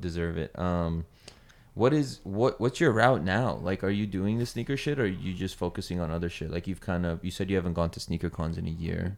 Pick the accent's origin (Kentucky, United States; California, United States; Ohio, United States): California, United States; the Bay Area; I'm from the Bay